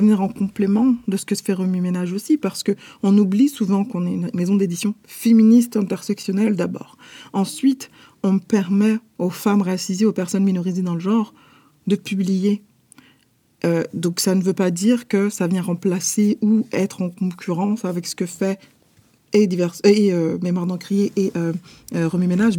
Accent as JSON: {"language": "French", "town": "Paris", "region": "Île-de-France", "country": "France", "tie": "born or raised there", "moved": "as an adult", "lives_now": "Montreal, Canada", "said": "sommes nés et nous avons grandi à Paris, en France"}